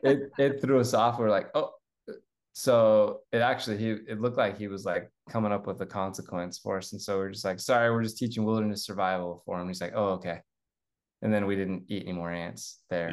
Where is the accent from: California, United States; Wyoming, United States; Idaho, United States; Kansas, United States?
Idaho, United States; I grew up in Idaho